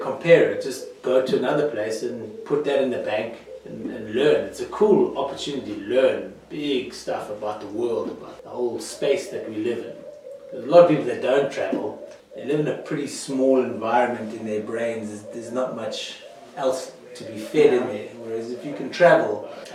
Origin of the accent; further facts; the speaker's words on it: Johannesburg, Gauteng, South Africa; also born or lived in Natal, South Africa; I come from Johannesburg. I went to school in Natal